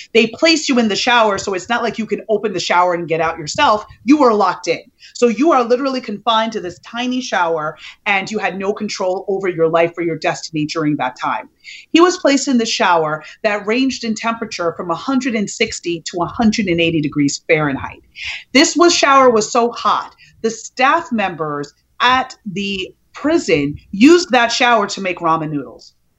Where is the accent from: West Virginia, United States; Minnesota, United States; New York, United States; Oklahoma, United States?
New York, United States; I grew up in New York in the eighties when the crack epidemic was in full swing.